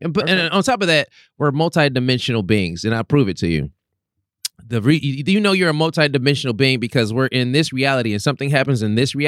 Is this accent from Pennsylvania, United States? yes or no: no; Los Angeles, California, United States; I'm from South Central Los Angeles